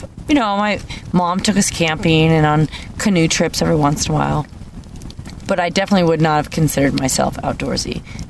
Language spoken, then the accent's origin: English; Missouri, Iowa, Midwest, United States; I lived in Missouri until I was 12. Uh-huh. And then moved to Iowa.